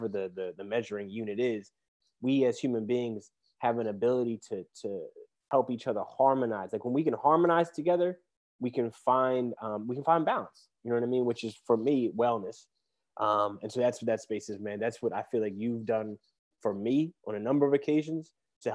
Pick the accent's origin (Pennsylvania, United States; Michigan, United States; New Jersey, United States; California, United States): Pennsylvania, United States; Philadelphia; I'm from the Mount Airy section of Philadelphia